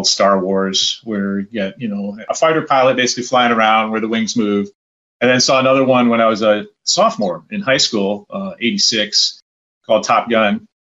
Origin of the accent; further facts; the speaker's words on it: Sterling Heights, Michigan, United States; I grew up in a place called Sterling Heights, Michigan, which is near Warren, which is north of Detroit